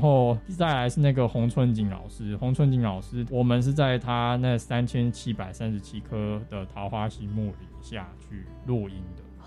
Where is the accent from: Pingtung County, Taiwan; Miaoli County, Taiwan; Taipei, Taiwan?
Taipei, Taiwan; moved away as an adult; now in Taitung, Taiwan; 我是台北人